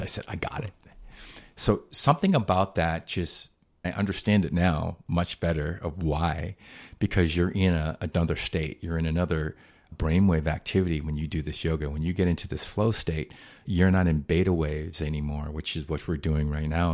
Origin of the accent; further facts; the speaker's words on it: Boston, Massachusetts, United States; moved away as an adult; also born or lived in Rhode Island; now in Hawaii, United States; I grew up in Boston